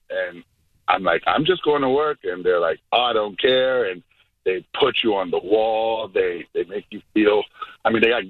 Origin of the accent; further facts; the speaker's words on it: New York City, New York, United States; moved away as an adult; I was growing up in New York back when Giuliani was in charge